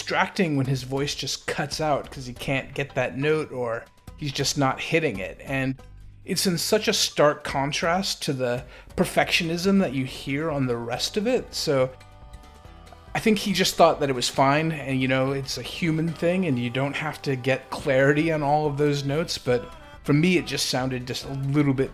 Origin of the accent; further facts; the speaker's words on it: United States; I am the ugly American.